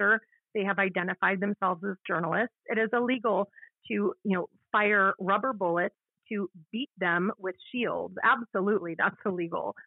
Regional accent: Washington, District of Columbia, United States; my hometown here

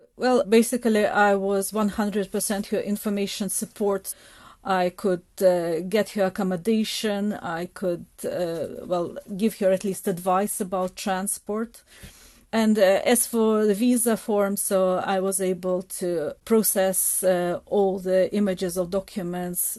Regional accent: Kharkiv, Kharkiv Oblast, Ukraine; moved away as an adult; now in Scotland, United Kingdom; I was born in Kharkiv, that is in the northeast of Ukraine

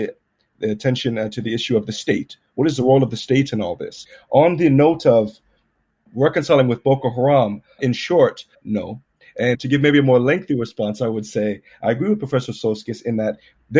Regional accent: Southern Alabama, United States; moved away; also born or lived in Ireland / Nigeria / United Kingdom; as a Nigerian-American male raised in Southern Alabama

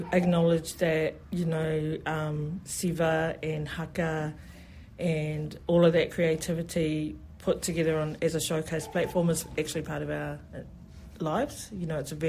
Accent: New Zealand; I'm a first generation New Zealand born, so I didn't grow up with that, you know. So my parents decided not to teach me my native language of Samoan

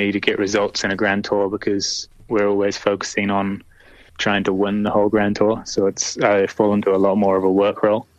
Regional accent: New Zealand; growing up as a Kiwi

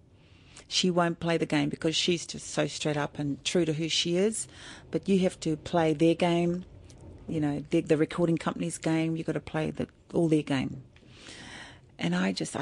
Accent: New Zealand; now in Australia; I'm Māori from New Zealand.

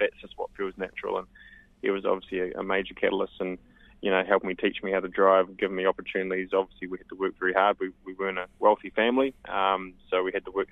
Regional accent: Geraldine, Canterbury, New Zealand; we started the Shop Geraldine campaign, which was my hometown

